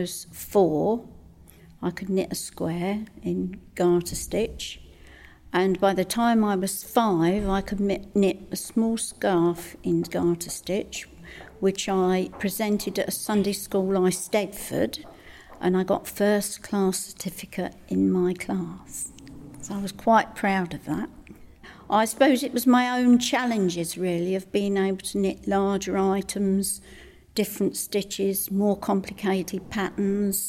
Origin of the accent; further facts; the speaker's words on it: St Neots, East of England, United Kingdom; also born or lived in Cambridge / Needingworth / Lode; I was born in Cambridge, but I lived in St Neots in my young days.